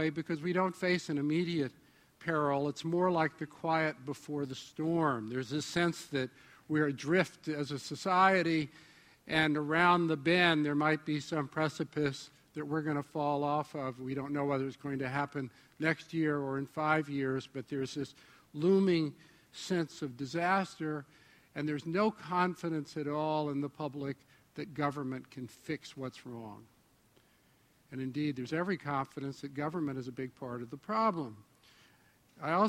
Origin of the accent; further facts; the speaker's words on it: New York, United States; I'm from New York